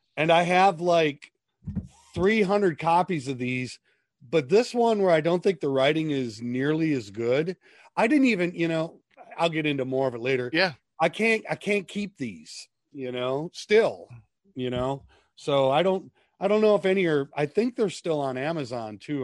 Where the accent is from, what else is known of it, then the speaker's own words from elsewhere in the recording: Minnesota, United States; I grew up in Minnesota